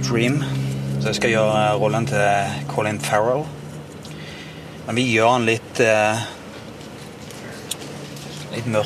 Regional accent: Norway; Men det er litt annerledes enn hjemme i Norge her.

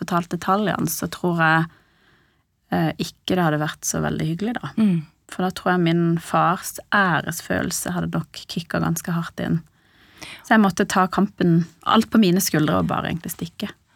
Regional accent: Sørlandet, Norway; moved away as an adult; also born or lived in Iran / Lillesand; now in Oslo, Norway; vokste opp på Sørlandet og endte opp i Oslo.

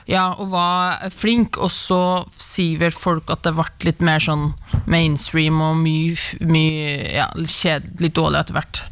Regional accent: Levanger, Trøndelag, Norway; now in Oslo, Norway; jeg er fra Levanger

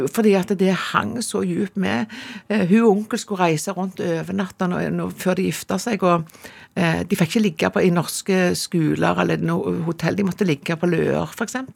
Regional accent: Jørpeland, Rogaland, Norway; born there; Jeg er født på Jørpeland, og det er liksom den siste minibyen du kjører gjennom når du skal til Prekestolen. Ja. Så det ligger inne i Ryfylke, rett og slett.

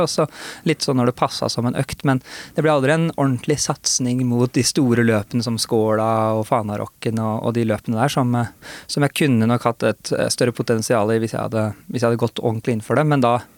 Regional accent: Hurdal, Akershus, Norway; lange grusveier, som, som det finnes mange av i Hurdal, der vi er fra

